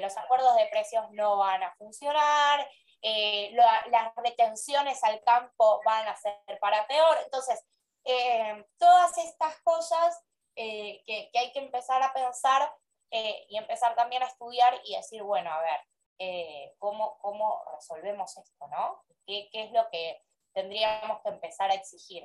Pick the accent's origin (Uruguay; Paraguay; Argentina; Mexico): Argentina; mi país